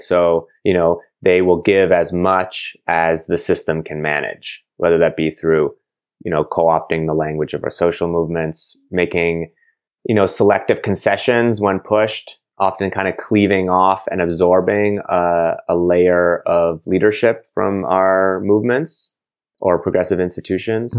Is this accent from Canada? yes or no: yes; Montreal, Quebec, Canada; I'm from Montreal